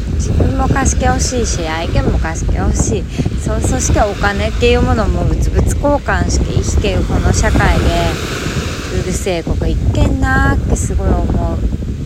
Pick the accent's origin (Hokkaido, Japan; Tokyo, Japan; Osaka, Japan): Hokkaido, Japan; now in Miyakojima, Japan; 私は北海道出身だけど